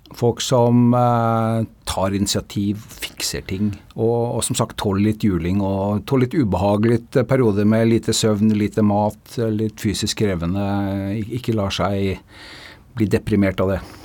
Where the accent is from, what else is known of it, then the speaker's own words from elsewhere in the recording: Norway; vi som nordmenn